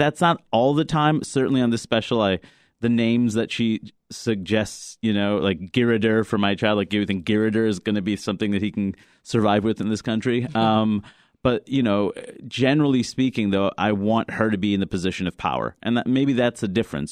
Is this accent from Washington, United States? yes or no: no; New York City, New York, United States; growing up in Queens, New York